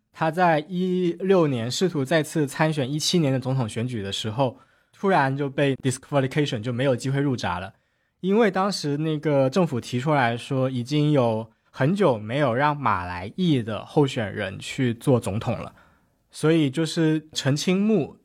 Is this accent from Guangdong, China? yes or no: yes; Shenzhen, Guangdong, China; 熬到了搬到深圳，我在深圳出生长大